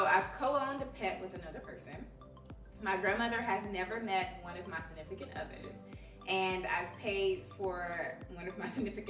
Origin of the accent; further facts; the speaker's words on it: Dallas, Texas, United States; now in Chicago, United States; I am from Dallas, Texas